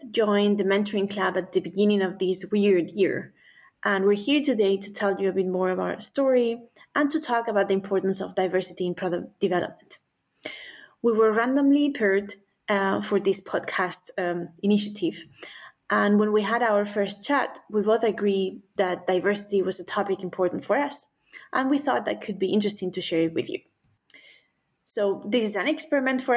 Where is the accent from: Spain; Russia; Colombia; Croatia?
Spain; moved away as an adult; also born or lived in United Kingdom; now in Denmark; I was born in Spain